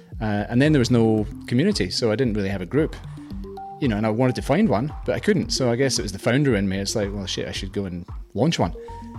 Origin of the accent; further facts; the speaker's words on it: Scotland, United Kingdom; moved away as an adult; now in Australia; I moved to Australia. I'm Scottish, you might notice.